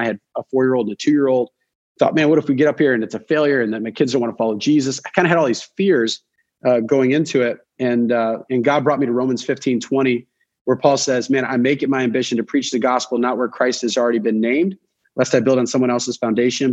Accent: Detroit, Michigan, United States; moved away as an adult; also born or lived in Missouri / Ohio; now in Boston, United States; I grew up in Detroit.

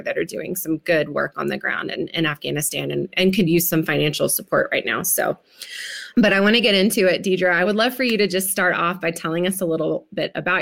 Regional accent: West Tennessee, United States; I grew up in Tennessee, so West Tennessee

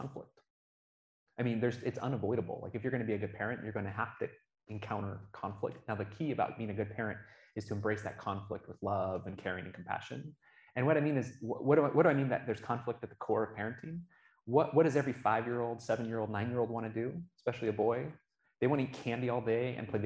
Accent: Oregon, United States; now in Utah, United States; I grew up in Oregon

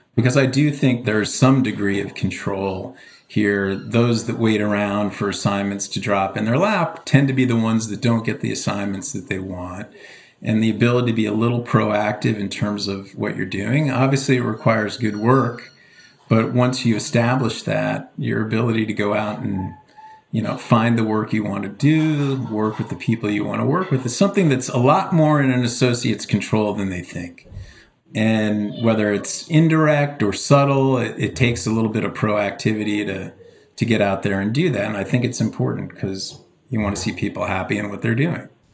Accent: Palos Verdes, California, United States; moved away as an adult; also born or lived in Baltimore / San Diego / Boston; now in New York, United States; I grew up in the Los Angeles area in a quite idyllic place called Palos Verdes

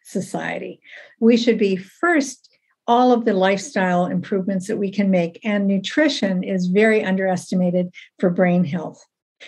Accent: Ohio, United States; moved away as an adult; now in Canada; I'm in Canada. So I'm originally an American, born and raised in Ohio, trained in the States

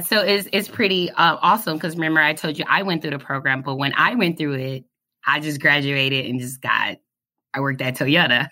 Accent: Detroit, Michigan, United States; moved away as an adult; now in Kentucky, United States; I'm from Detroit, Michigan.

